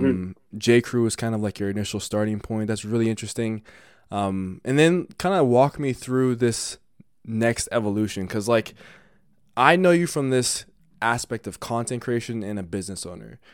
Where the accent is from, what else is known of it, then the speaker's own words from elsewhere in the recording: Denver, Colorado, United States; I'm from Denver